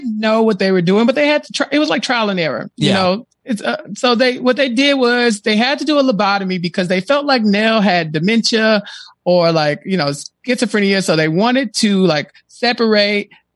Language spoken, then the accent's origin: English; Texas, United States; I'm from Texas